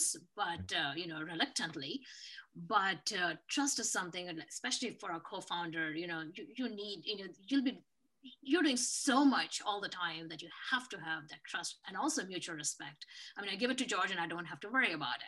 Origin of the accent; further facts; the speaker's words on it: India; moved away; I'm definitely from India